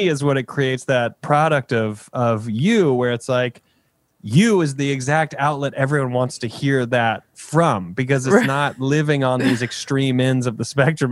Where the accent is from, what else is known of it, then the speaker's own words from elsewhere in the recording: South Carolina, United States; I'm from South Carolina.